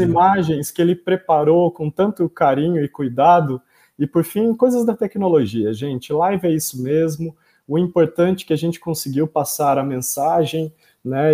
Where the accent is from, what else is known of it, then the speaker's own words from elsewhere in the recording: São Pedro, São Paulo, Brazil; São Pedro, que é interior de São Paulo, né, que é um local, né, minha terra natal